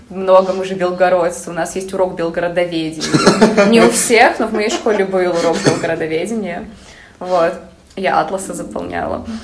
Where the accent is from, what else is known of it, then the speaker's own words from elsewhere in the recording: Belgorod, Belgorod Oblast, Russia; И мамины родители, они тоже жили в Белгороде достаточно давно, поэтому я просто коренной белгородец.